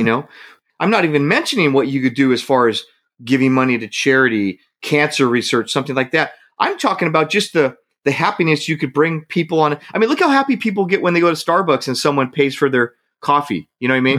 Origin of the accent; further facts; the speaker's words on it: Hayward, California, United States; moved away; my hometown is Hayward. That's what I consider my hometown.